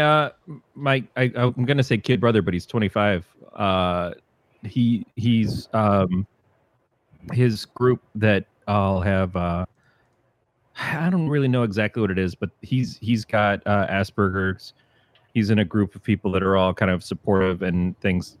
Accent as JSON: {"language": "English", "region": "Michigan", "country": "United States", "said": "I'm from Michigan"}